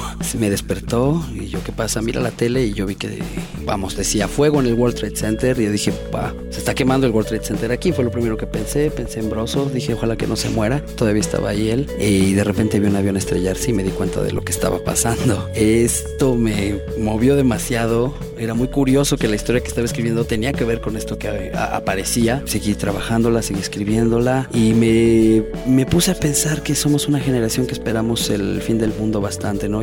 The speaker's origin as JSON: {"language": "Spanish", "region": "Mexico City", "country": "Mexico", "tie": "born or raised there", "also_born_or_lived": "France", "moved": "as an adult", "said": "nací en la Ciudad de México en 1973"}